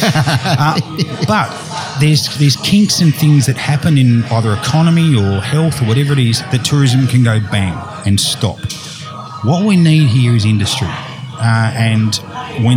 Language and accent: English; Tasmania, Australia; also born or lived in Hervey Bay, Australia; now in Moreton Bay, Australia; my home state of Tassie